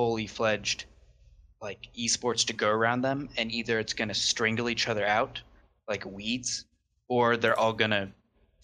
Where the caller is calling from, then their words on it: Lawrence, Kansas, United States; I'm calling from Lawrence, Kansas, so the middle of nowhere